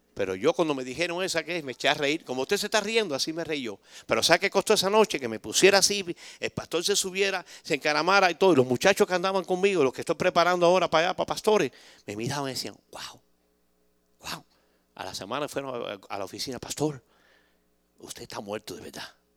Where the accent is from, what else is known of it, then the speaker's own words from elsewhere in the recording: Cuba; moved away; somos bastante cubanos que estamos aquí